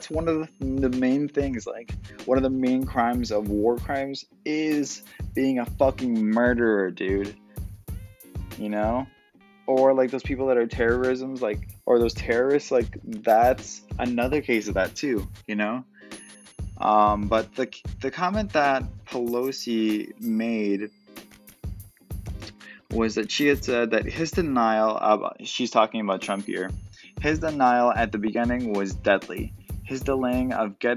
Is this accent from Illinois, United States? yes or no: yes; Illinois, United States; Illinois, my home state